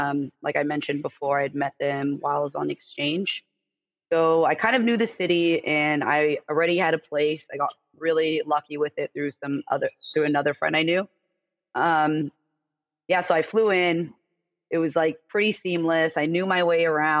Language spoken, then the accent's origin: English; United States; also born or lived in California / Denmark; as an American